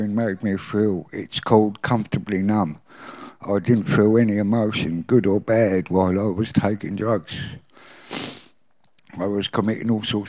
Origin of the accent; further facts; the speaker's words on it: Maidstone, South East England, United Kingdom; I was born in Maidstone in 1966